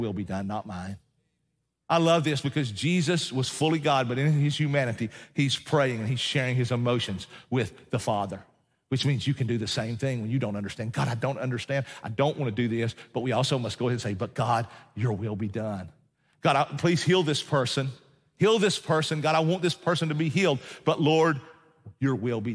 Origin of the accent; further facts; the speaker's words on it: Appalachian Mountains, United States; I'm a mountain man, and so I know this. I hail from the Appalachian Mountains